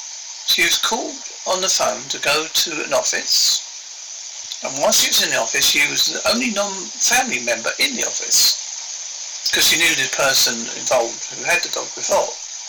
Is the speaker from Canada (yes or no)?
no; Westcliff-on-Sea, East of England, United Kingdom; born there; accent: Devon-Essex; also born or lived in Southend-on-Sea; It's my accent is Devon come Essex, because I was born in Essex. I was born in a place called Westcliff-on-Sea. I lived in Southend-on-Sea, which you may have heard of. It's a seaside resort in Essex.